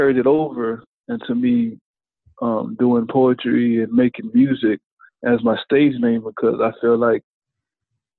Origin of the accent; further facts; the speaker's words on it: Miami, Florida, United States; now in Daytona, United States; I'm coming from Miami, living in Daytona